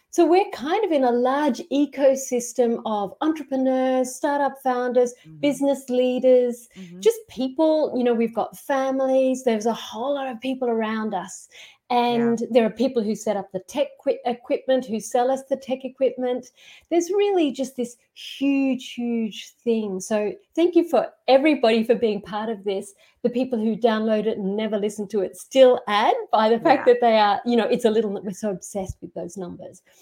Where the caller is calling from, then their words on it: Queensland, Australia; So I'm in Australia, outside Brisbane, um, not far from the um, Great Barrier Reef.